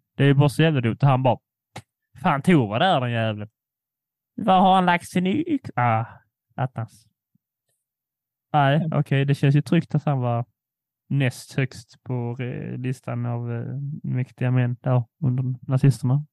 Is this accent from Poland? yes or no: yes; Poland; jag är polack